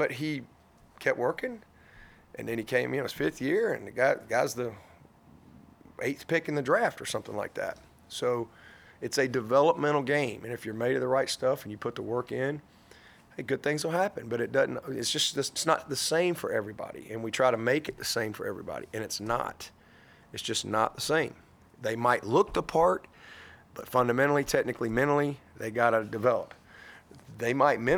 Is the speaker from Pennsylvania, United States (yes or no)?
no; Alabama, United States; moved away as an adult; now in South Carolina, United States; coming from Alabama, you know, growing up Alabama-Auburn my whole life